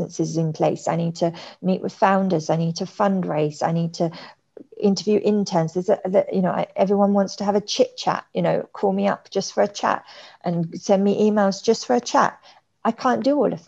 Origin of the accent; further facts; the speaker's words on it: London, United Kingdom; moved away as an adult; now in Singapore; I'm from London